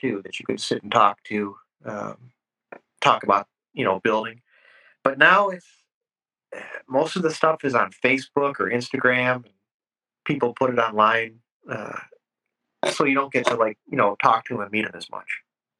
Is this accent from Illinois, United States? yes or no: yes; La Grange, Illinois, United States; also born or lived in Downers Grove, Illinois; I grew up in LaGrange, Illinois, which is western suburbs of Chicago